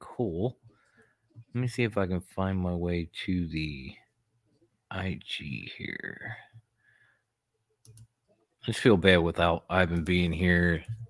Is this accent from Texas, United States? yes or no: no; Philadelphia, Pennsylvania, United States; I'm from Philly, the home of the underdog, man.